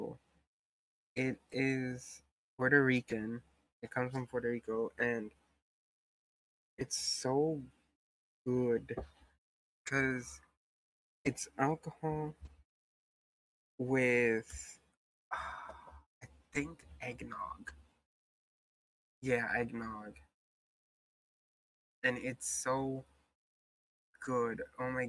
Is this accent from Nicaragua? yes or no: yes; Nicaragua; I'm from Nicaragua